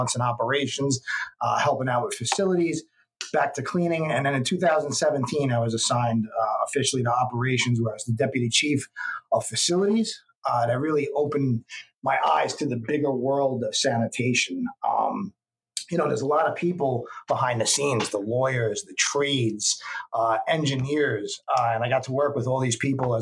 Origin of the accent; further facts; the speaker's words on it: New York City, New York, United States; I grew up in the Bronx and Riverdale.